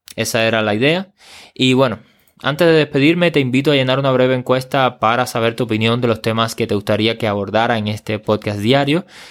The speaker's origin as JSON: {"language": "Spanish", "country": "Cuba"}